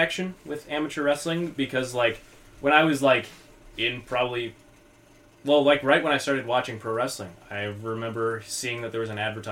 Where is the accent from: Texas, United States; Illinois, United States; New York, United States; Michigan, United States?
Illinois, United States; Oregon; also born or lived in Mount Morris, Illinois; I am originally from Mount Morris, Illinois, which is a small town in the middle of nowhere in northwestern Illinois